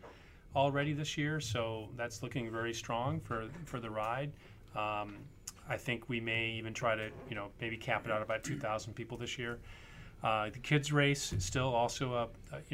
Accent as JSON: {"language": "English", "region": "Michigan", "country": "United States", "tie": "born or raised there", "also_born_or_lived": "Los Angeles, California", "moved": "as an adult", "lives_now": "Virginia, United States", "said": "I was a Midwesterner. I grew up in Michigan."}